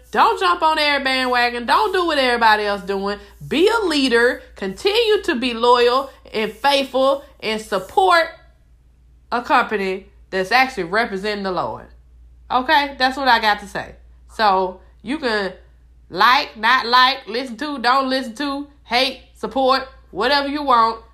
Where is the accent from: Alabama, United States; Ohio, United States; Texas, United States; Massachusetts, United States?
Alabama, United States; Mobile; I'm from Mobile.